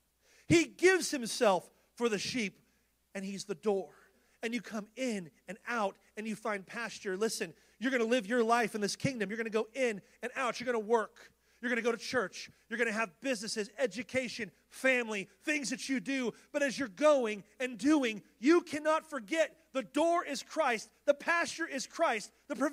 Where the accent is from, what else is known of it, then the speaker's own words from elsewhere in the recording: California, United States; We come from California